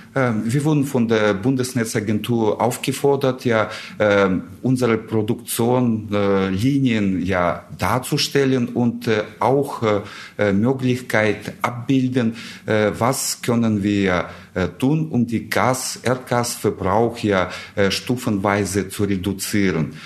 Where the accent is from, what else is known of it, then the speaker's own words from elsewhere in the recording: Russia; German is a second language; moved away as an adult; now in Germany; ich komme ursprünglich aus Russland her. Ich bin äh, vor 26 Jahren nach Deutschland gekommen